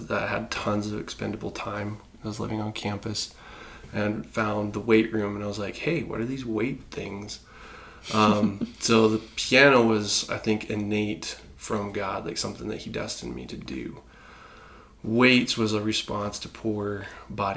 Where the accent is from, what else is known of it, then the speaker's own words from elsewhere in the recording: Indiana, United States; I was born in Indiana, so we'd go to the Fort Wayne Philharmonic